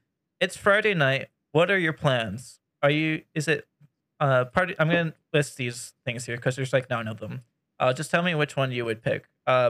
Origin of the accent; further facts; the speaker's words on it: Canada; I'm Canadian